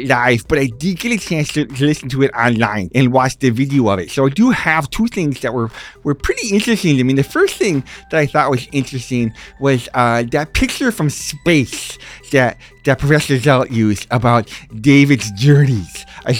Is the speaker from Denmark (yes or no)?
yes; Denmark; I'm from Denmark. You know that. I'm your cousin.